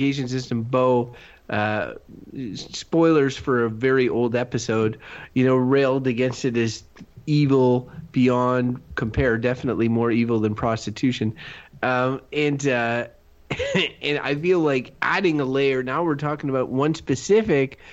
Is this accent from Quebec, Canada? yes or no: yes; Quebec, Canada; moved away; I grew up in Quebec